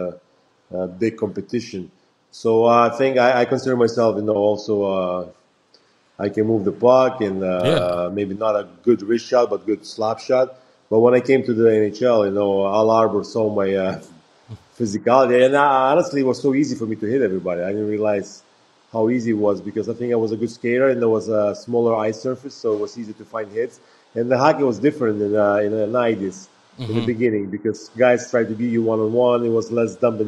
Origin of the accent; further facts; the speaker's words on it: Lithuania; moved away; Growing up in the Soviet Union